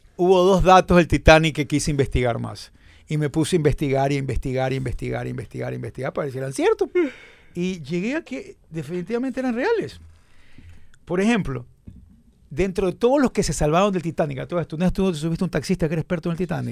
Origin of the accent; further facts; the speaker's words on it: Ecuador; somos ecuatorianos